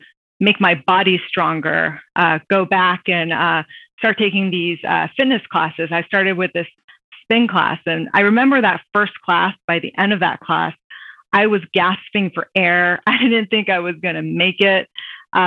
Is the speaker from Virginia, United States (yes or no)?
yes; Virginia Beach, Virginia, United States; moved away as an adult; now in Washington, DC, United States; I grew up in Virginia Beach, Virginia.